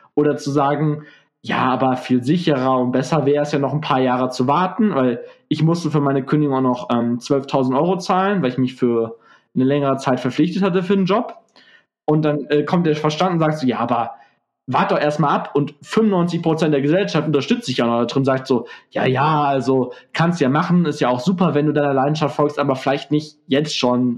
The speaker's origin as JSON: {"language": "German", "town": "Gelsenkirchen", "region": "North Rhine-Westphalia", "country": "Germany", "said": "ich bin ja aus Gelsenkirchen"}